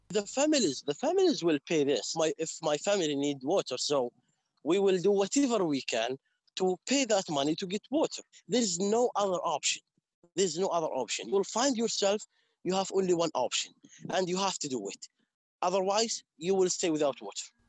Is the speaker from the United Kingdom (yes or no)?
no; Umm al-Khair, West Bank, Palestine; English is a second language; also born or lived in Yatta / Hebron; I'm uh, from Omar umm Khair Village, South Hebron Hills